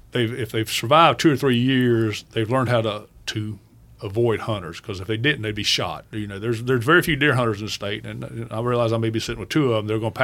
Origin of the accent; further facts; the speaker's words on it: Okefenokee Swamp, South Georgia, United States; moved away; where I live, there are no swamps. But right. I'm from South Georgia. I was born right in the middle of Okefenokee Swamp.